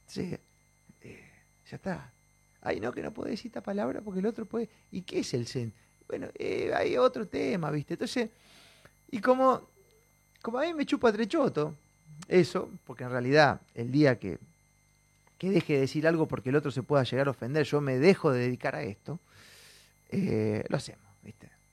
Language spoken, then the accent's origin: Spanish; Argentina; somos argentinos